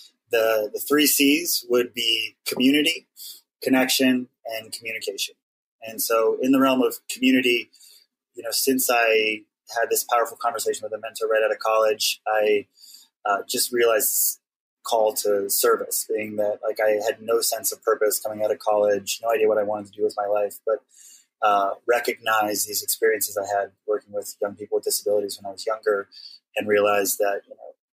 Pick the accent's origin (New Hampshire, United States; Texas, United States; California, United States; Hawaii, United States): Hawaii, United States; now in Brooklyn, United States; when I was growing up in Hawaii as one of the lone Howleys in my school